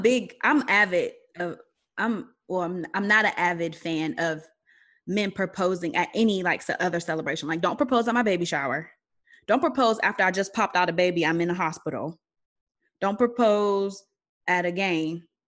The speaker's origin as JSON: {"language": "English", "town": "Aliquippa", "region": "Pennsylvania", "country": "United States", "said": "I'm from Aliquippa, which is outside of Pittsburgh"}